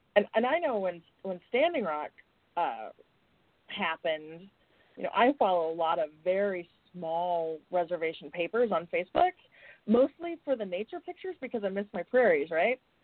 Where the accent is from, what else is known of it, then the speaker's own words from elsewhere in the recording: South Dakota, United States; my home state was the first state